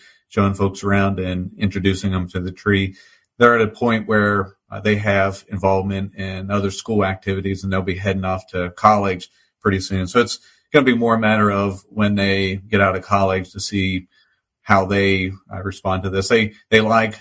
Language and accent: English; Winchester, Virginia, United States; I was born and raised in the Winchester area, spent the whole time here